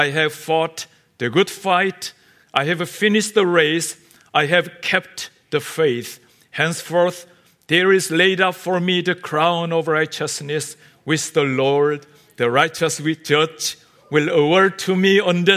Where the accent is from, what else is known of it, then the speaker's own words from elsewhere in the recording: South Korea; first language Korean; English is a second language; We Koreans